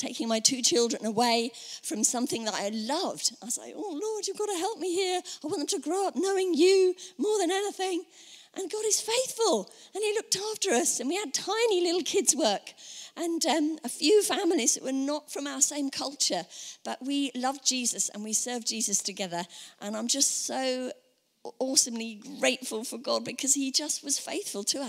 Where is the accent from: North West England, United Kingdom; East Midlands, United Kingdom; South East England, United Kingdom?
South East England, United Kingdom; Woking; also born or lived in Camberley; now in Newbury, United Kingdom; I grew up in Woking